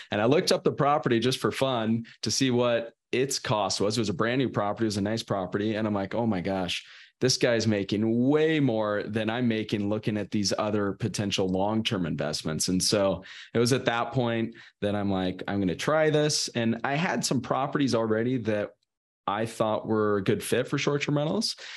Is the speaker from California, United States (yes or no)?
yes; Sacramento, California, United States; I'm from Sacramento originally, Northern California